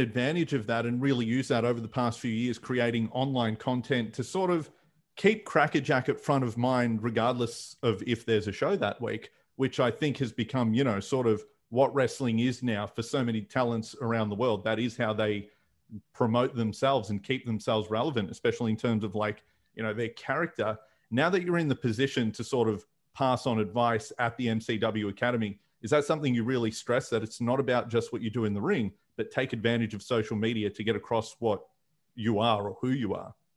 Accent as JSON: {"language": "English", "town": "Fairfield", "region": "Victoria", "country": "Australia", "tie": "born or raised there", "said": "street festivals where I grew up in Fairfield"}